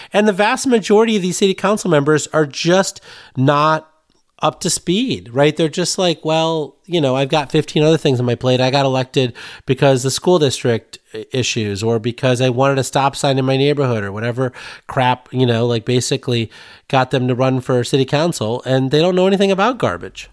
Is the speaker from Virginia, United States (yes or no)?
no; Sterling, Illinois, United States; my hometown in Sterling, Illinois